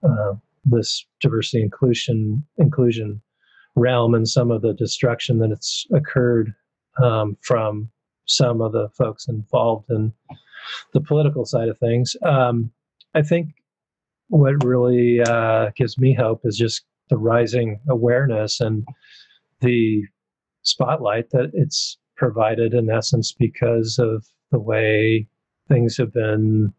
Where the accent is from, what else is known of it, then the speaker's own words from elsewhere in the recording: the Northwest, Pacific Northwest, United States; I'm from the Northwest. I haven't lived in the South.